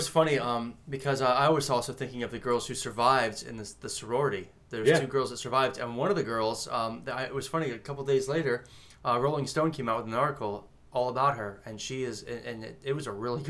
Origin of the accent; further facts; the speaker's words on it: South Florida, United States; because you and I grew up in South Florida